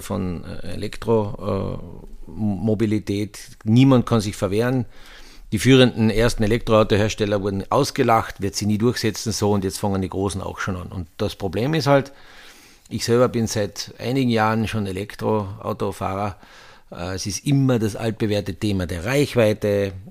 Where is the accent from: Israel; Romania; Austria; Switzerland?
Austria; wir in Österreich